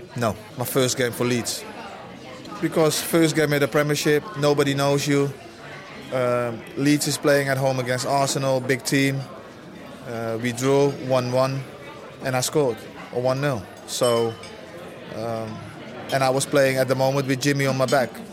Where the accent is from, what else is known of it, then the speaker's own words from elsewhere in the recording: Netherlands; Yeah, but I'm Dutch. I'm Dutch. I was brought up in Holland from when I was five. I lived all my youth in Holland.